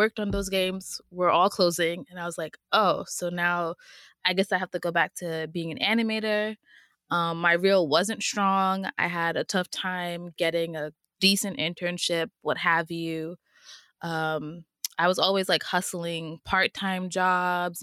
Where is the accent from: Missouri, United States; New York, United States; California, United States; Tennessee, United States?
New York, United States; New York City; I'm from Queens